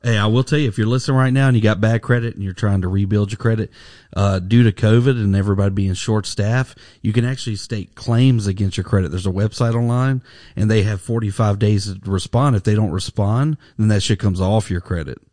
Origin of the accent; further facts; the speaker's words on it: Alabama, United States; when I was growing up in Alabama